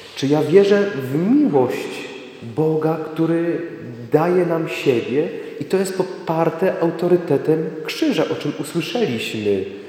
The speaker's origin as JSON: {"language": "Polish", "town": "Sławice", "region": "Opole Voivodeship", "country": "Poland", "said": "jestem tu jednym z Was"}